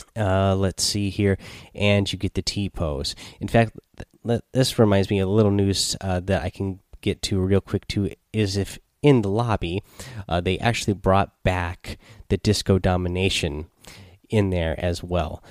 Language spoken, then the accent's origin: English; Seattle, Washington, United States; we are from Seattle